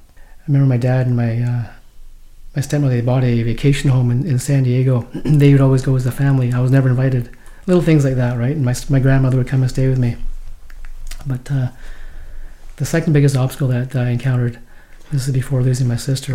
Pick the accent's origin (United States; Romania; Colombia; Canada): Canada; Vancouver, British Columbia; also born or lived in Hong Kong